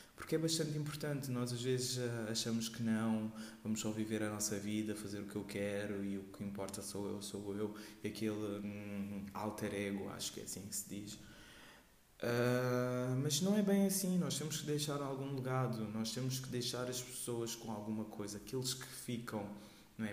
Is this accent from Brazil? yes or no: no; Portugal; also born or lived in Guinea-Bissau; eu uh, nasci na Guiné-Bissau e cresci aqui em Portugal